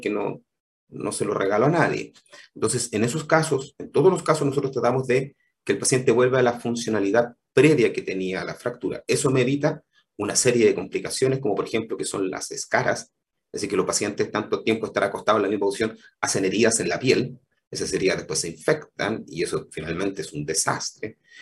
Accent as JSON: {"language": "Spanish", "town": "Temuco", "region": "Araucanía", "country": "Chile", "also_born_or_lived": "Combarbalá", "moved": "as an adult", "said": "yo soy originalmente de Temuco"}